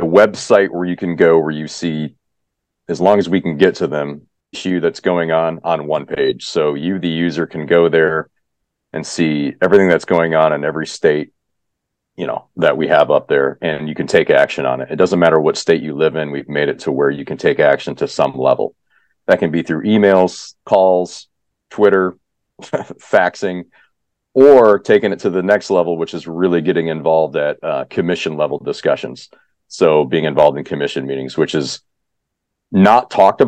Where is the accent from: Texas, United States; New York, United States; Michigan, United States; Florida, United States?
Michigan, United States; now in California, United States; I grew up in Michigan